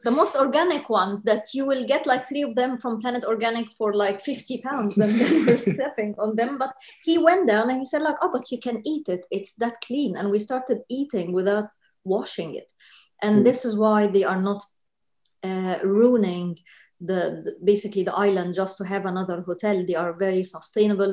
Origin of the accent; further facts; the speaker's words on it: Egypt; moved away as an adult; now in London, United Kingdom; Egypt, born and raised uh, in Egypt, moved to London 2008